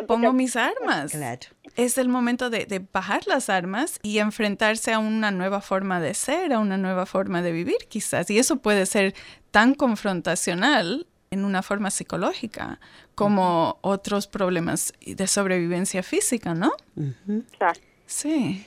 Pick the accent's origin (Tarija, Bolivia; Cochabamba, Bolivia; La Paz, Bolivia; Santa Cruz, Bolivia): Santa Cruz, Bolivia; Santa Cruz de la Sierra; moved away as an adult; now in Australia; la ciudad de donde yo vengo, en, Santa Cruz de la Sierra, en Bolivia